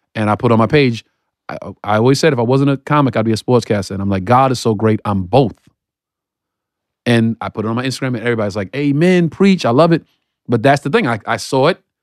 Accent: New York City, New York, United States; I'm still from Bedford, Stuyvesant, Brooklyn

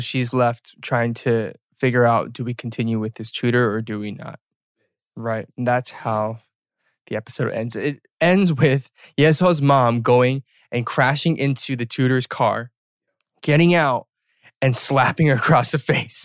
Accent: Atlanta, Georgia, United States; we were born and raised in Atlanta

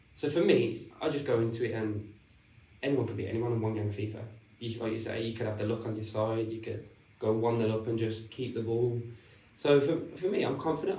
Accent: Birmingham, West Midlands, United Kingdom; Stourbridge, which is located in Birmingham, where it's obviously my hometown.

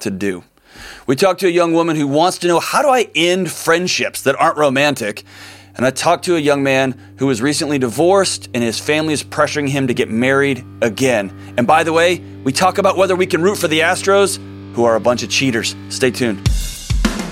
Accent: Houston, Texas, United States; I was born in Houston, raised in Houston.

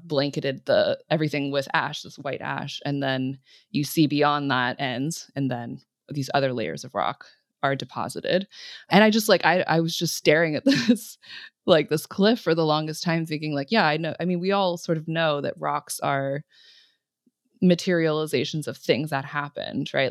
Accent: California, United States; growing up in California

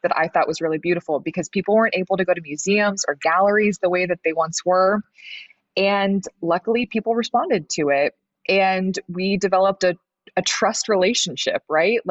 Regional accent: Des Moines, Iowa, United States; moved away as an adult; also born or lived in Los Angeles; now in Des Moines, United States; we're both from Des Moines

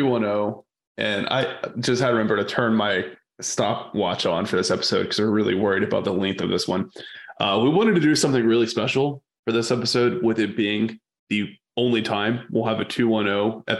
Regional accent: Victoria, Texas, United States; growing up in Victoria

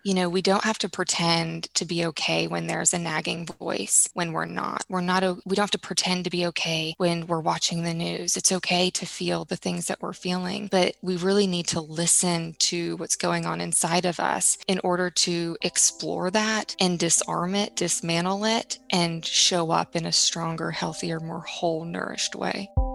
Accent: Tulsa, Oklahoma, United States; I grew up in Tulsa, Oklahoma.

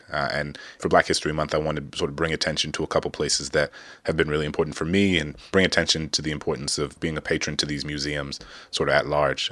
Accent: New Orleans, Louisiana, United States; the Big Easy, my hometown

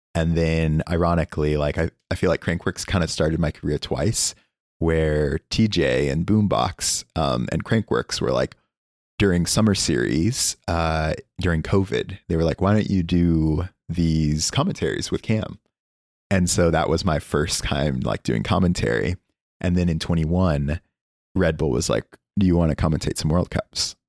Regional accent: Oklahoma, United States; moved away; also born or lived in California; I am from Oklahoma

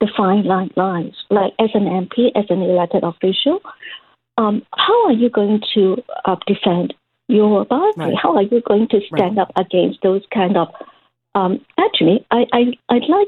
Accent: Canada; as Canadians

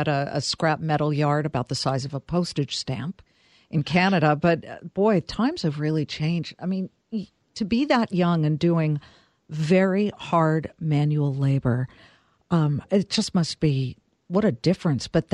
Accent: California, United States; as a Californian

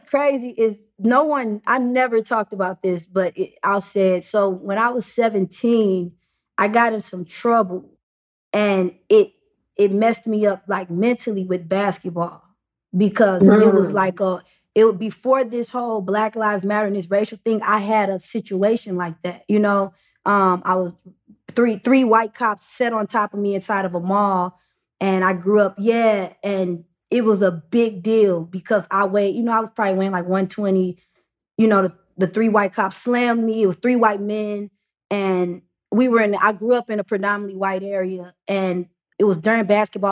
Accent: St. Louis, Missouri, United States; moved away as an adult; also born or lived in Chicago / Atlanta; now in Los Angeles, United States; born and raised in St. Louis

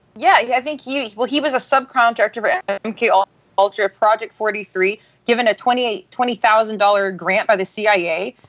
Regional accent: Austin, Texas, United States; grew up in Texas. I grew up in Austin

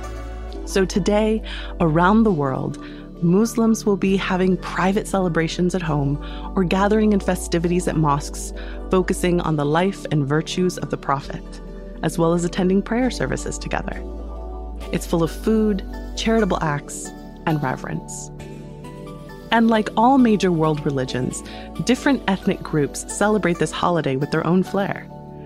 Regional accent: United States; As an American who attended school in the 90s and aughts

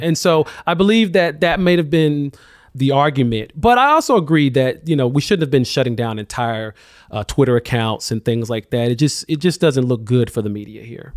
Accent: Alabama, United States; now in New York, United States; I'm not from Bessemer, but I'm from Alabama

